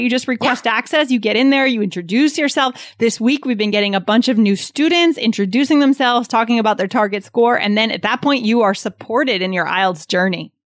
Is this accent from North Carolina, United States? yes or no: no; New Hampshire, United States; I was growing up in New Hampshire, I grew up in kind of a suburban rural area.